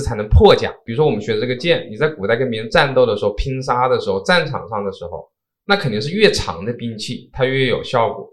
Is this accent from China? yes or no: yes; China; 我这个在中国出生的中华民族的这个身体